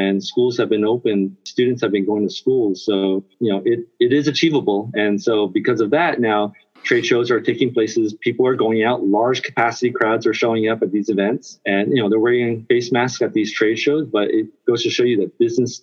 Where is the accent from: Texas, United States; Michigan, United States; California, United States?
California, United States; moved away as an adult; also born or lived in Singapore / Hong Kong / China / Vietnam; now in Taipei, Taiwan; I'm originally from California, but I've been working in Asia now for over 23 years.